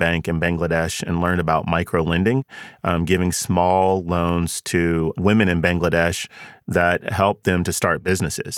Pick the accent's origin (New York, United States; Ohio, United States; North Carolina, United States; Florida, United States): North Carolina, United States; Charlotte; I grew up in Charlotte, and I grew up, you know, poor, single mom.